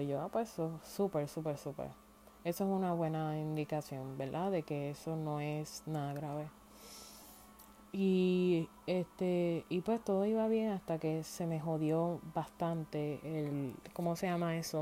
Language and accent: Spanish; Puerto Rico; moved away as an adult; me fui de Puerto Rico